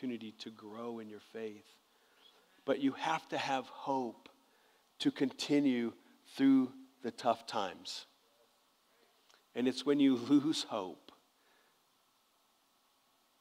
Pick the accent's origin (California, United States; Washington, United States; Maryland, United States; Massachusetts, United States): California, United States; Southern; When I was a kid and growing up in Southern California